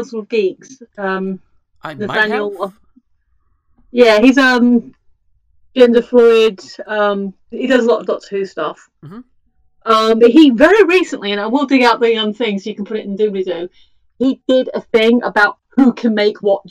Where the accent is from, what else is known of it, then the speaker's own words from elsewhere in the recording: the South, United States; I'm a Southerner as well